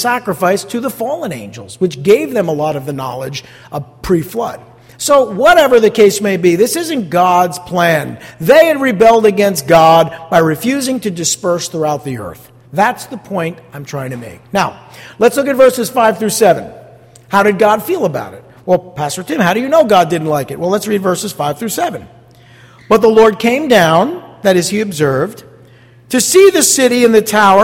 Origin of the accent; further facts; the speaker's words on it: East Rutherford, New Jersey, United States; I grew up here in East Rutherford looking out the window and looking at the skyline